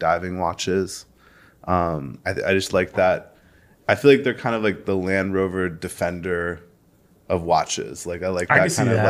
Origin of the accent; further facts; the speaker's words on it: New York, United States; also born or lived in Germany; So I'm New York born and raised